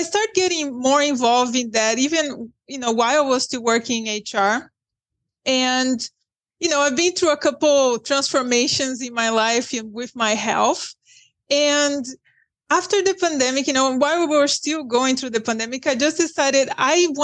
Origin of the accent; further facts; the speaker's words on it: Brazil; English is a second language; moved away as an adult; now in United States; I am from Brazil